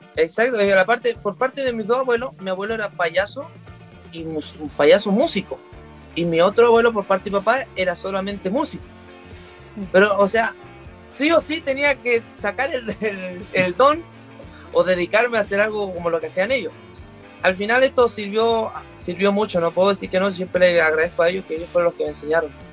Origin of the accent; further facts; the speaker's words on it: Chile; somos el país de Latinoamérica